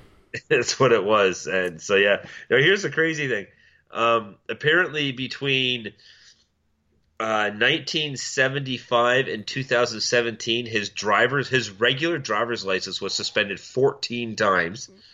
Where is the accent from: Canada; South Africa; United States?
Canada; Milton, Ontario; my hometown of Milton